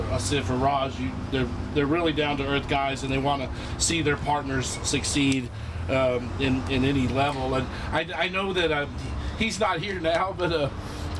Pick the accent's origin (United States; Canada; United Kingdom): United States; Austin, Texas; I'm from Austin, here, born and raised.